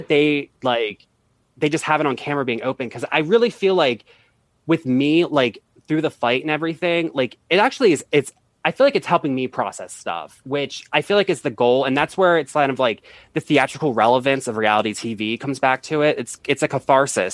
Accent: United States; also born or lived in Baltimore, Maryland / Washington, D.C.; I'm from, I lived in both places.

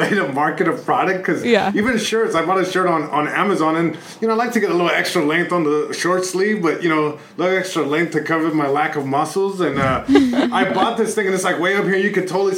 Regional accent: Long Beach, California, United States; first language Spanish; English is a second language; I grew up in Long Beach, born and raised

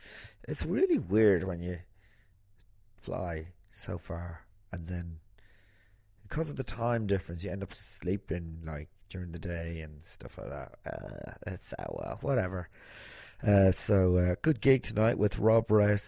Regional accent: Ireland

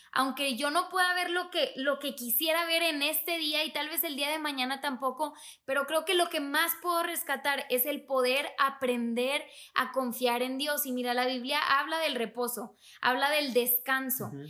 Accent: Monterrey, Nuevo León, Mexico; moved away; yo soy de Monterrey

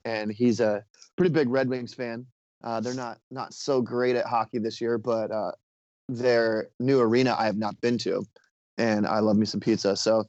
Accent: Ohio, United States; Being from the Midwest, you know, I grew up in Ohio and hockey was not a thing.

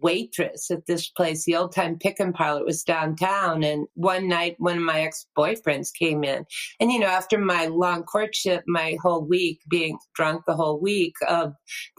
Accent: New Hampshire, United States; moved away as an adult; now in Nashville, United States; I'm from New Hampshire

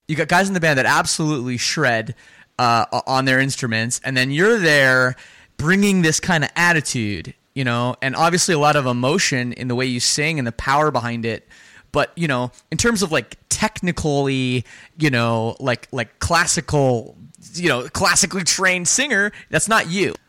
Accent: Toronto, Ontario, Canada; I'm from Canada. I grew up in the Toronto suburbs of Canada

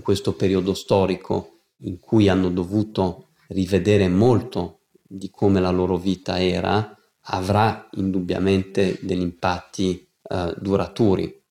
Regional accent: United States; moved away; siamo nati in America con mio fratello

